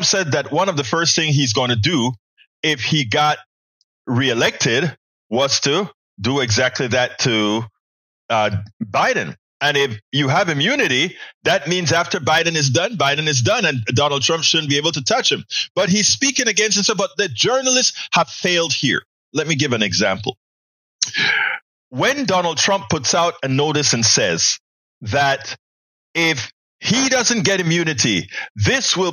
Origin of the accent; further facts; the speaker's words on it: Coco Solo, Colón, Panama; Exactly same hospital that I was born in Panama.